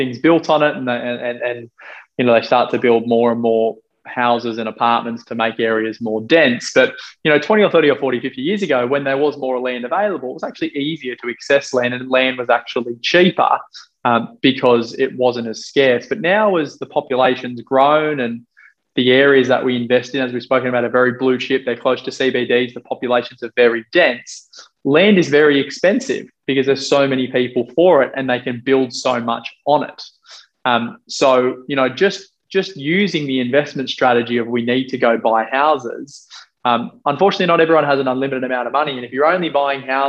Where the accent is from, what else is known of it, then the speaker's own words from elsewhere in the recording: Australia; me being Australian